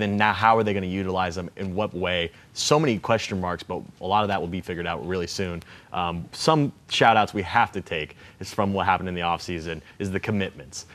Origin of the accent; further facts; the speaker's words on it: Point Loma, Ocean Beach, California, United States; I'm from Point Loma in Ocean Beach